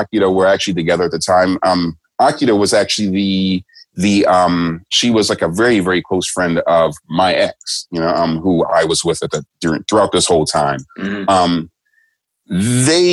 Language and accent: English; United States; moved away as an adult; now in Japan